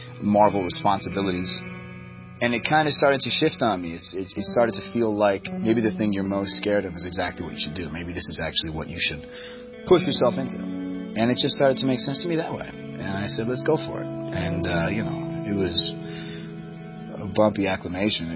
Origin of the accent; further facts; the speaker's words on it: Boston, Massachusetts, United States; moved away; also born or lived in Los Angeles; I'm from Boston.